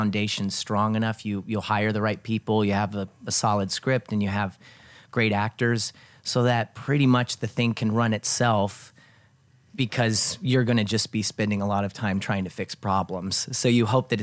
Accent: Evansville, Indiana, United States; moved away as an adult; now in Los Angeles, United States; I'm from Evansville, Indiana, originally, and I currently live in Los Angeles. I moved out there in 2009 to attend the graduate film program at USC.

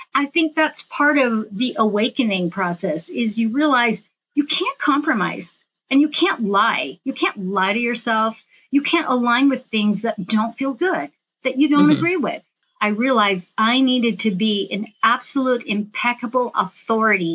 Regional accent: San Francisco Bay Area, California, United States; I'm from the San Francisco Bay Area.

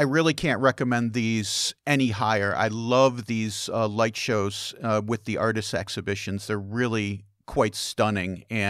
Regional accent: Chicago, Illinois, United States; I'm from all over. Originally, I'm from Chicago.

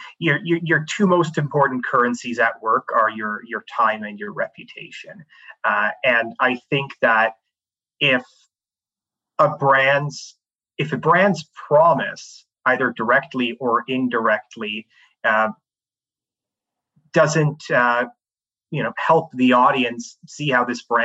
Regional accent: Canada; moved away as an adult; also born or lived in Canada's Arctic / Sierra Leone / Switzerland; I grew up in Canada

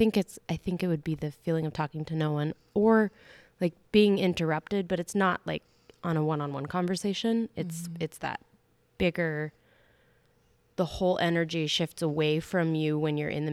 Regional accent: White Sulphur Springs, Montana, United States; born or raised there

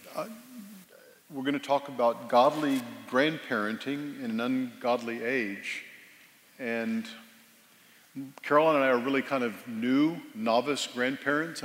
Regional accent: Texas, United States; born or raised there; also born or lived in Northern Virginia

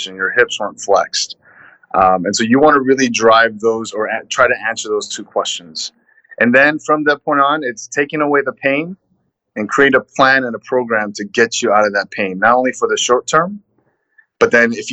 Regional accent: Los Angeles, California, United States; I'm a born and raised Southern California kid, Los Angeles.

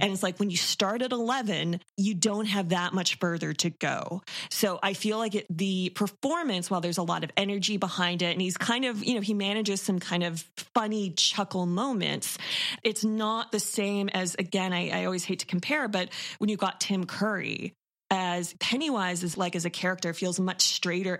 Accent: Toronto, Ontario, Canada; I'm born and raised in Toronto

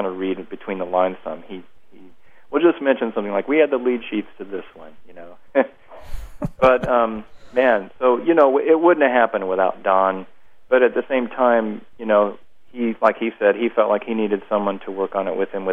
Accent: Kansas City, United States; moved away; I'm from Kansas City originally

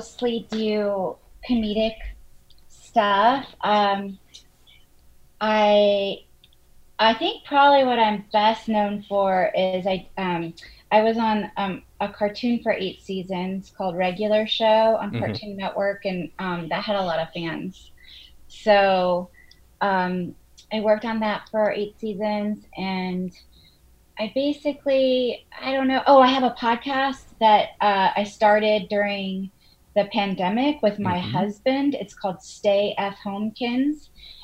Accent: Charleston, South Carolina, United States; moved away; I grew up in Charleston, South Carolina

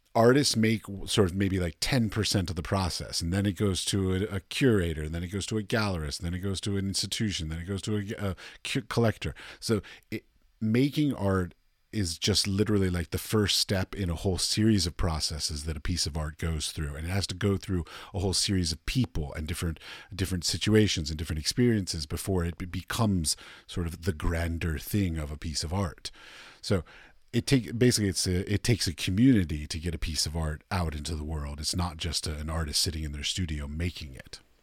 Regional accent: Washington, District of Columbia, United States; I'm from Washington, D C, and I went to New York a lot

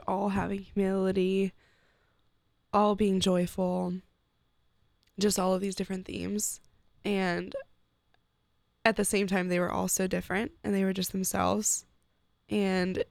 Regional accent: Steubenville, Ohio, United States; I'm from Steubenville.

